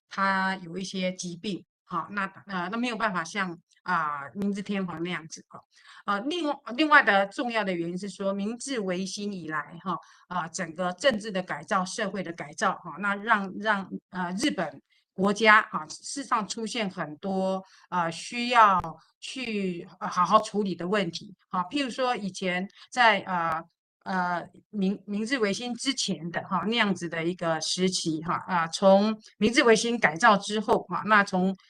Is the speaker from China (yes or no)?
no; Taiwan; 我们台湾人非常体面